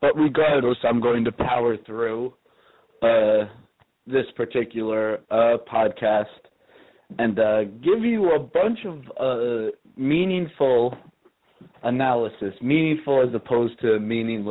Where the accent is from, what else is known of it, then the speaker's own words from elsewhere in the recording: New York, United States; Growing up in New York, the concrete jungle